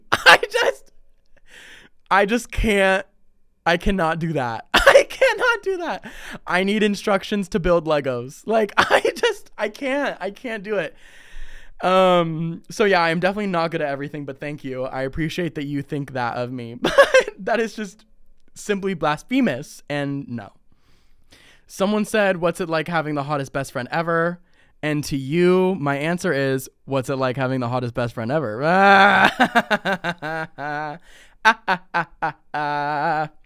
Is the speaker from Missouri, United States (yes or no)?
no; Ohio, United States; now in Texas, United States; growing up in Ohio